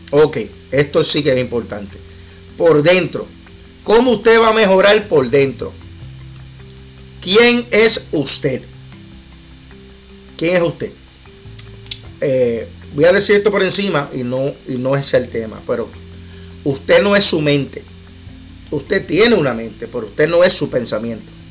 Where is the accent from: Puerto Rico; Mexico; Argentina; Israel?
Puerto Rico; Aquí los que somos puertorriqueños y, sin, y sin menospreciar, porque no es un menosprecio los de Honduras, los de Nicaragua, otros países que están aquí o Colombia.